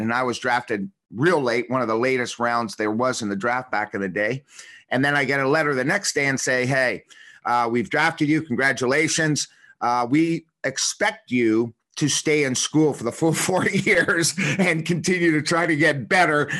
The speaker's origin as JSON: {"language": "English", "town": "Toronto", "region": "Ontario", "country": "Canada", "tie": "born or raised there", "also_born_or_lived": "Washington", "moved": "as an adult", "said": "I was a kid from Toronto"}